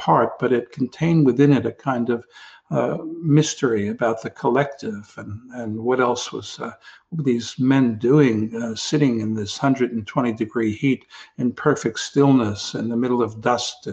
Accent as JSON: {"language": "English", "town": "New York City", "region": "New York", "country": "United States", "tie": "born or raised there", "said": "Coming from New York and growing up in the Bronx"}